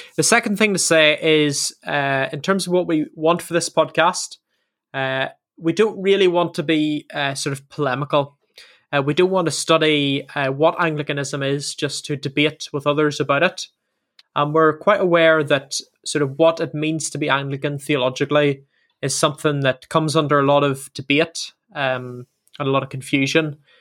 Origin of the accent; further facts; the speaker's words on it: Northern Ireland, United Kingdom; moved away as an adult; now in England; both myself and Sam are from Northern Ireland, Ireland